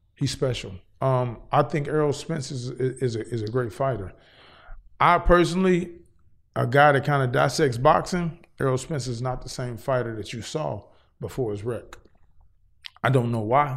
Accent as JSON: {"language": "English", "town": "Cincinnati", "region": "Ohio", "country": "United States", "moved": "yes", "lives_now": "Los Angeles, United States", "said": "I'm originally from Cincinnati, Ohio"}